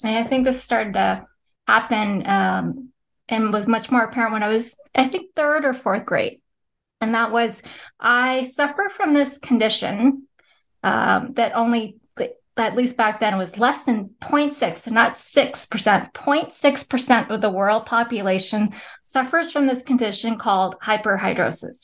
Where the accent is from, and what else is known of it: California, United States; born or raised there; moved away as an adult; also born or lived in Philippines; now in Pennsylvania, United States